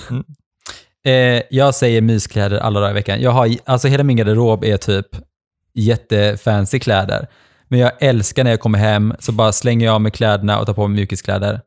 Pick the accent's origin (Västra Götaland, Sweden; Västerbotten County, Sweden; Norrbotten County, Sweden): Västra Götaland, Sweden; Gothenburg; also born or lived in Norway; jag kommer ifrån Göteborg